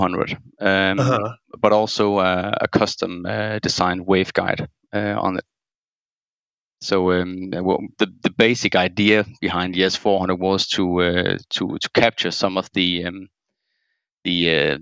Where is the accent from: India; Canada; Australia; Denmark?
Denmark; I'm from Denmark.